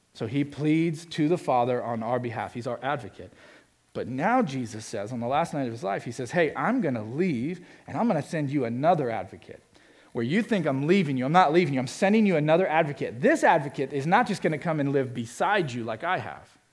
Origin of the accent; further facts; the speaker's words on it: Miami, Florida, United States; now in Indianapolis, United States; Brought us a few championships to my hometown